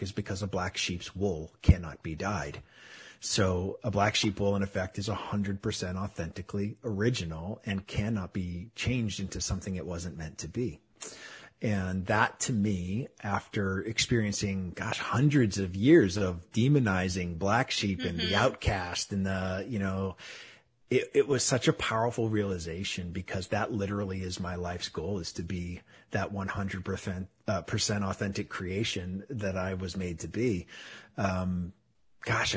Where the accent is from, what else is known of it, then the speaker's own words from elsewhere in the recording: Manchester, New Hampshire, United States; moved away as an adult; also born or lived in Florida; I was born and raised in New England, just outside of Boston in Manchester, New Hampshire